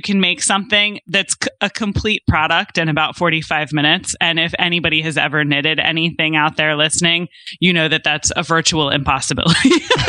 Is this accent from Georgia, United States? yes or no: no; right outside of Philadelphia, Delaware, United States; moved away as an adult; now in San Diego, United States; I'm originally from the East Coast, so it was a bit of an adjustment moving from like the Northeast Coast right outside of Philadelphia to in the small state of Delaware to San Diego. But I've been here for 5 years now